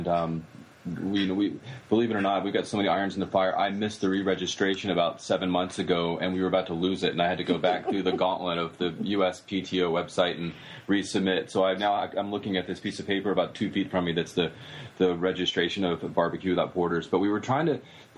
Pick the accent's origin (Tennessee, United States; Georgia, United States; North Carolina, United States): Tennessee, United States; Knoxville; moved away as an adult; also born or lived in upstate New York; now in California, United States; We grew up in Tennessee. Marie and I were in the same homeroom in Knoxville.